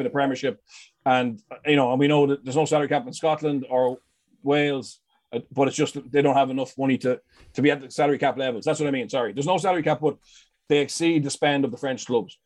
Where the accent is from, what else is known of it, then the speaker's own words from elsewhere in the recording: Leinster, Ireland; I'm from Leinster